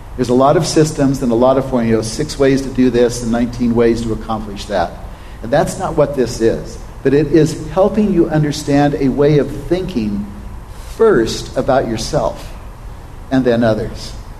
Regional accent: Oregon, United States; I was raised in Oregon on a cattle ranch

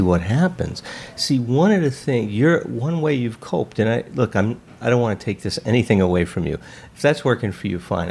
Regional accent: Chicago, Illinois, United States; now in Westlake Village, United States; I was grew up in Chicago

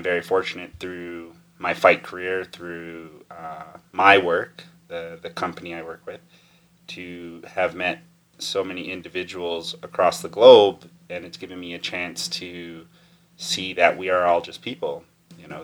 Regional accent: Tsuut'ina Nation, Alberta, Canada; I've been born and raised in my home of Tutsina my whole life

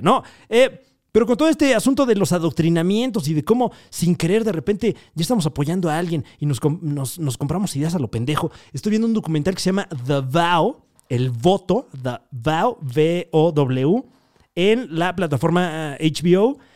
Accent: Mexico

